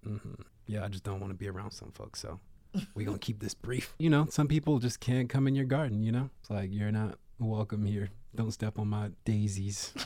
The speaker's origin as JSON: {"language": "English", "town": "Baltimore", "region": "Maryland", "country": "United States", "tie": "born or raised there", "said": "when I was growing up in Baltimore in the nineties and, like, early two thousands"}